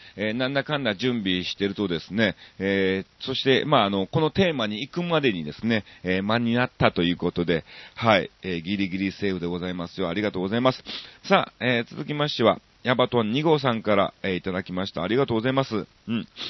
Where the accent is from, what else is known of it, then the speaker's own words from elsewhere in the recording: Osaka, Japan; 僕は大阪市の、えっと、えー、コノハナ区っていう区なんですね